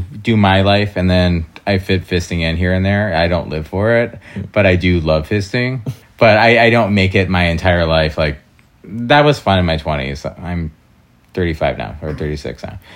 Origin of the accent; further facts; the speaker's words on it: Door County, Wisconsin, United States; now in Chicago, United States; I'm originally from Door County, Wisconsin